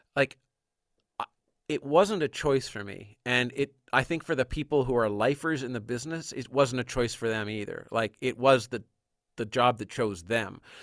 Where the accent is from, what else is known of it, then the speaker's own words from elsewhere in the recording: Canada; as a Canadian